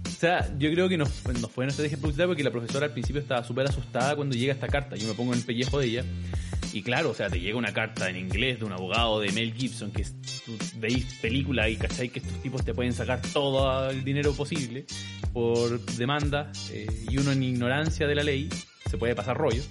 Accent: Chile; Somos trolls los chilenos

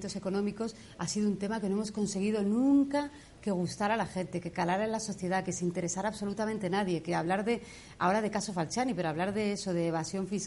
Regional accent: Argentina; now in Spain; soy argentina y me fui de un país corrupto

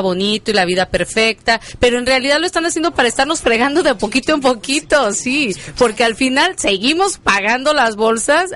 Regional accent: Mexico; now in Chicago, United States; estamos fuera de nuestro país, pero sin embargo, que no se pierda la tradición como buenos mexicanos que somos

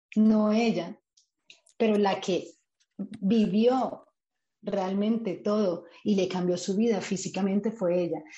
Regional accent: Colombia; moved away as an adult; now in Spain; la primera vez que me fui del país o que salí del país de Colombia

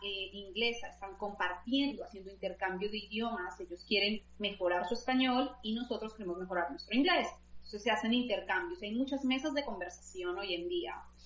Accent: Colombia; moved away as an adult; now in Belgium; nací en Colombia, como has dicho, eh, realicé pues allí toda mi formación

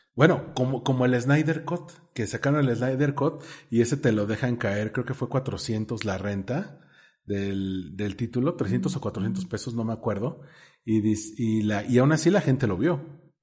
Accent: Mexico City, Mexico; tú y yo que somos chilangos este, acá sureños

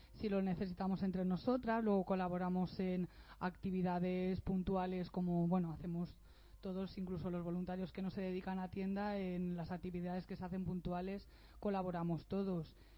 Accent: Elda, Valencian Community, Spain; now in Alicante, Spain; soy de Ella llevo cinco años viviendo en Alicante

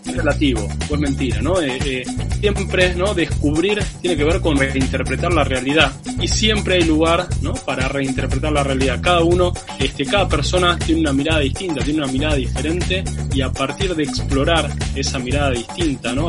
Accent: Buenos Aires, Argentina; yo soy de, Buenos Aires, Argentina, eh, y viví acá la mayor parte de, mi vida, en realidad toda mi vida

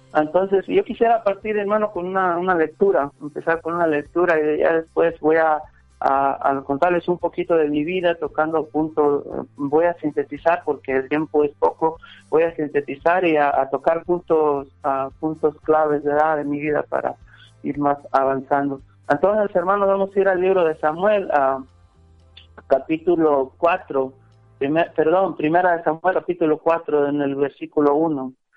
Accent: Salitre, near Celaya, Guanajuato, Mexico; soy ahí cerca de Celaya, de este rancho que se llama Salitre

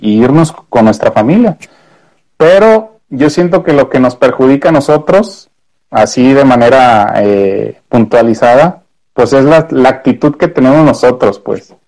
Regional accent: Mexico; los mexicanos somos una joyita

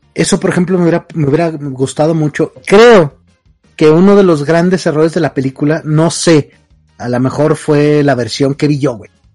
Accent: northern Mexico, Mexico; como norteño

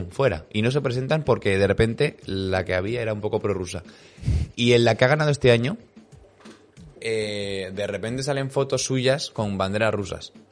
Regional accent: Alicante, Valencian Community, Spain; No, no, si soy de Alicante, jaja.

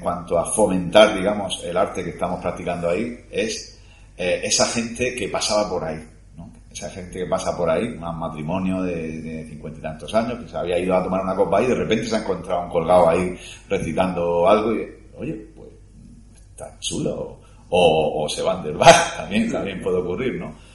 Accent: Cartagena, Region of Murcia, Spain; que soy de Cartagena

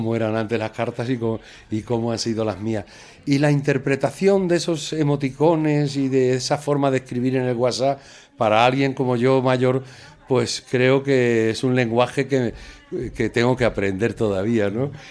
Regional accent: Extremadura, Spain; now in Madrid, Spain; como extremeño y como músico

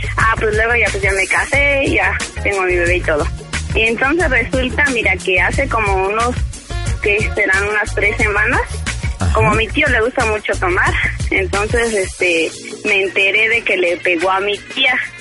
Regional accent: Ario de Rosales, Michoacán, Mexico; moved away as an adult; also born or lived in Morelia, Michoacán; now in Mexico City, Mexico; soy de un pueblo de Ario, bueno, conocido como Ario de Rosales

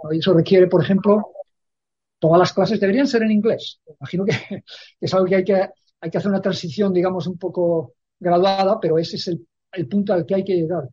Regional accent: Spain; moved away; yo llevo viviendo ya muchísimos años fuera de España y entonces sé la, sonrisa que trae a los labios eh, a la gente cuando les digo que soy español

